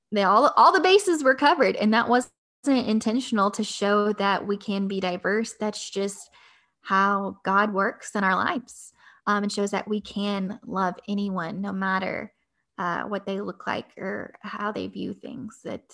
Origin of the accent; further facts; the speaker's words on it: Noble, Oklahoma, United States; also born or lived in Norman, Oklahoma; I grew up in a small town in Oklahoma. I grew up in Noble.